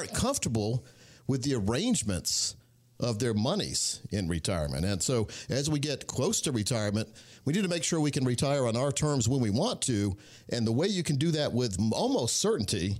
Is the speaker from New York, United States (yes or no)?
no; Scotland County, North Carolina, United States; born or raised there